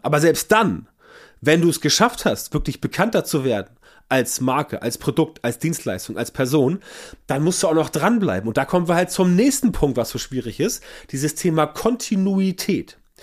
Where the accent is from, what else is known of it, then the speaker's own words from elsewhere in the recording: Northern Germany, Germany; bei uns im Norden